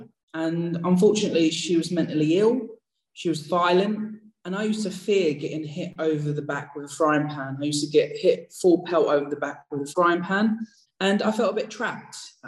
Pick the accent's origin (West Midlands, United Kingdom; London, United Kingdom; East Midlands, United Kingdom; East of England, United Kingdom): East of England, United Kingdom; I grew up in Essex. I'm losing the accent. I've still got it slightly. And I grew up in a council estate